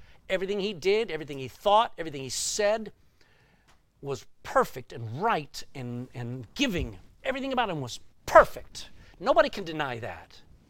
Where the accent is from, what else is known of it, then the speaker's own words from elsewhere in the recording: Texas, United States; accent: Texan; I was in New Jersey, and I'm a Texan, and my accent had not mellowed.